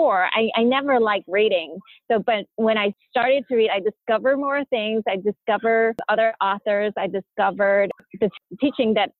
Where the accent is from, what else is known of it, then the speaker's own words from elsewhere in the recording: United States; also born or lived in Pailin, Cambodia; I grew up in America